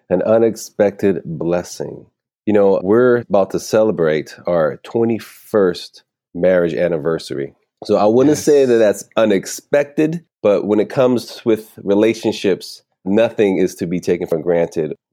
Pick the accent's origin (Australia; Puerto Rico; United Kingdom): Puerto Rico; Puerto Rico is part of the United States and we are born American citizens since the mm-hmm. Jones Act. But yeah, I'm definitely Puerto Rican. I'm proud American.